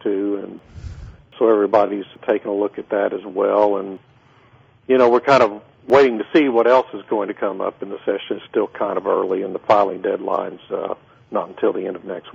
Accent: Beeville, Texas, United States; now in Houston, United States; I grew up in Beeville, down south of San Antonio. Lived there throughout my childhood

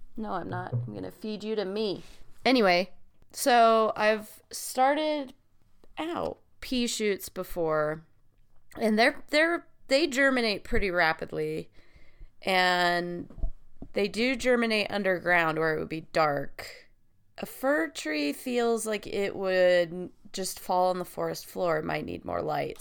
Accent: the West, United States; I grew up in the West in a really small town

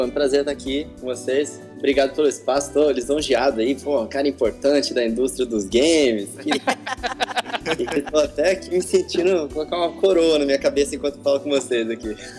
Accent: Campo Grande, Mato Grosso do Sul, Brazil; accent: caipira; moved away as an adult; now in Rio de Janeiro, Brazil; eu sou de Campo Grande, Mato Grosso do Sul

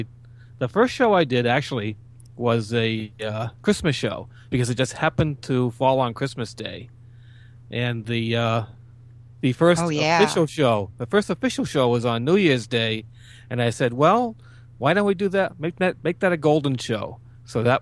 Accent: southeast Massachusetts, United States; born here, lived here all my life in the same general area, southeast of Massachusetts, probably about 20 miles from Boston. So yeah, I've always been told I have that accent

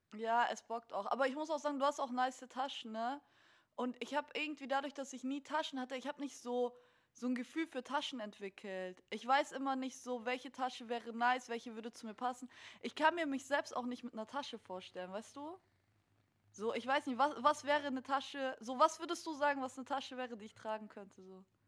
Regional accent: Munich, Bavaria, Germany; also ich bin in München aus, aufgewachsen

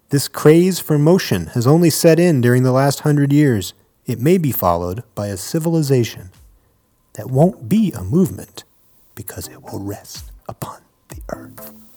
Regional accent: East Coast, United States; now in Denver, United States; I was born on the East Coast and now I live

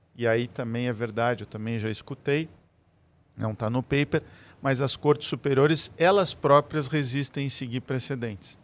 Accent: Rio Grande do Sul, Brazil; a cultura de onde eu venho, do gaúcho, por ser de fronteira

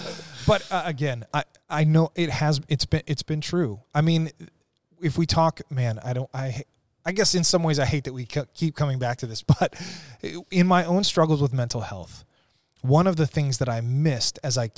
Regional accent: Ireland; and I'm Irish, so we kind of expect bad things to happen, right?

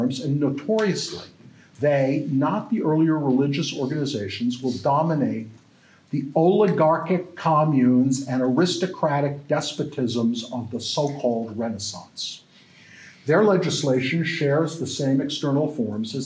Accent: United States; now in Canada; I'm an American

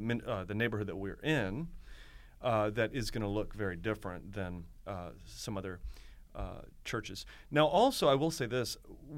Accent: Akron, Ohio, United States; also born or lived in Florida; now in Baltimore, United States; So I'm from Akron, Ohio, okay. Originally. I came to Maryland through Florida after some college and took a youth pastor job for 5 years outside of Baltimore.

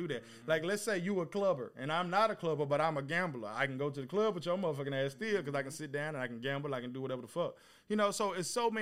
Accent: East Texas, United States; my homeboys that I grew up with in East Texas

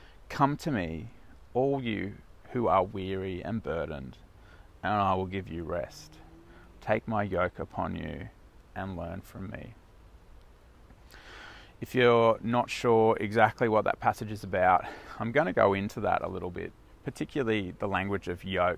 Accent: South Africa; moved away; the town where I was born in South Africa

